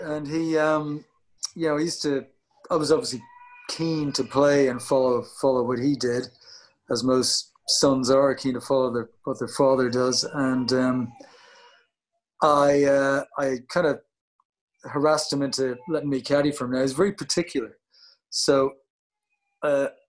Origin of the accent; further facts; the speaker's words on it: Howth, Leinster, Ireland; moved away as an adult; I'm in Hoth, yeah, back in Hoth, where I grew up.